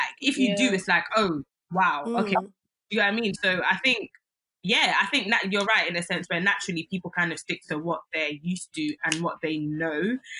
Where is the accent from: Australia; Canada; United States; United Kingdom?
United Kingdom; London; Growing up in London is a culture in itself